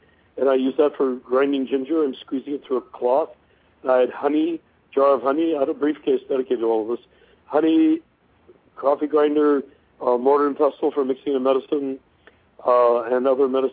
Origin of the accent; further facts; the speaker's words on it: California, United States; I was born in California in a rural atmosphere